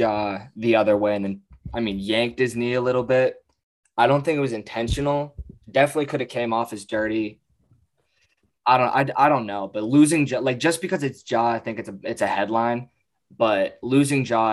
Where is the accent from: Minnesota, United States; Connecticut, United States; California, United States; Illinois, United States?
Connecticut, United States; I'm from Connecticut.